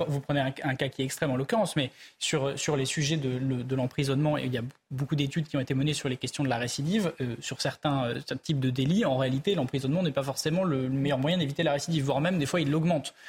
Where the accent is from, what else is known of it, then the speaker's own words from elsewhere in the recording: Ardèche, Auvergne-Rhône-Alpes, France; j'ai grandi en Ardèche